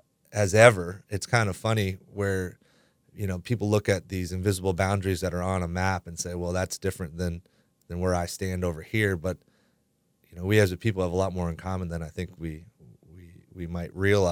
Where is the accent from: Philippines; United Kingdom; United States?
United States; the North; also born or lived in the South; now in Southern United States; I grew up on the Canadian border, as far away from the South in this country as you can get.